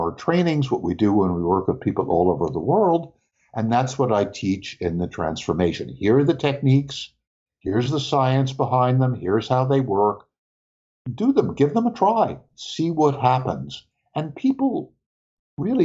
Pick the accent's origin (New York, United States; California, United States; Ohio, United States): New York, United States; New York City; I grew up in New York City too